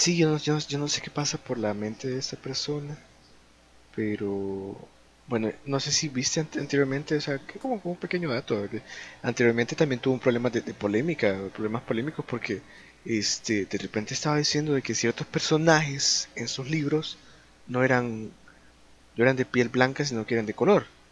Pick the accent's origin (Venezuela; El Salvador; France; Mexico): El Salvador; somos de El Salvador